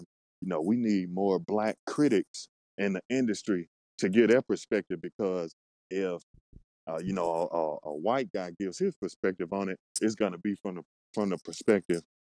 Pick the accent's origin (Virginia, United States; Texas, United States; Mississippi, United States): Mississippi, United States; I'm from Mississippi.